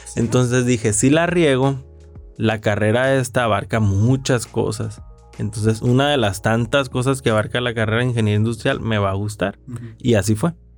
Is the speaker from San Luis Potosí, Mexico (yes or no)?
no; Ciudad Obregón, Sonora, Mexico; soy de Ciudad Obregón, Sonora